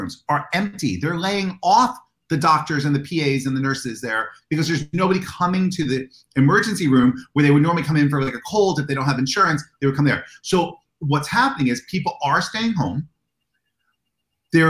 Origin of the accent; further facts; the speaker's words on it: United States; I'm an American